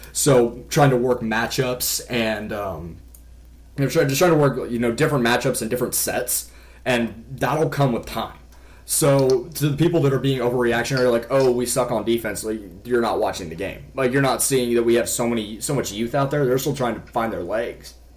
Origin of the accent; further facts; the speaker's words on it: Kansas City, United States; I'm from the Kansas City area